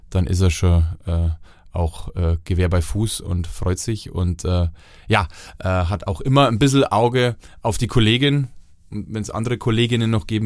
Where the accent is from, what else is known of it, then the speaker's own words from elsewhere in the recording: Bavaria, Germany; Also Matthias Egersdörfer ist Franke, äh, e-, Eli Wasserscheid ist Fränkin, ich bin Franke, so wir haben einen großen Anteil daran.